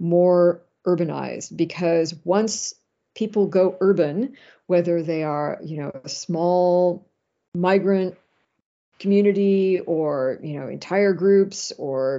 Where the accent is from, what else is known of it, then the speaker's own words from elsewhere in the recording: Los Angeles, California, United States; moved away; also born or lived in Ann Arbor, Michigan / Manhattan; L.A., where, you know, I was from originally